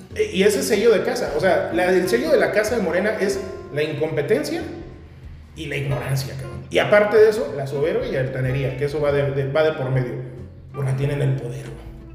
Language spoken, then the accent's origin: Spanish; Querétaro, Mexico; nuestra sociedad queretana